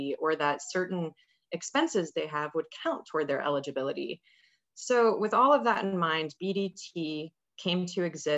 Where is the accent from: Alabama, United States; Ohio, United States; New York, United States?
Ohio, United States; moved away as an adult; now in Pittsburgh, United States; I'm originally from Ohio, but I moved here